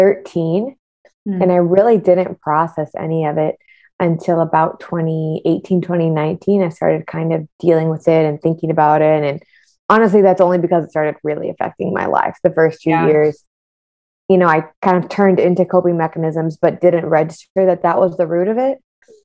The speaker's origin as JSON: {"language": "English", "town": "West Bloomfield", "region": "Michigan", "country": "United States", "lives_now": "Miami, United States", "said": "I'm originally from West Bloomfield, Michigan, but currently reside in sunny Miami, Florida. I've lived all over the world."}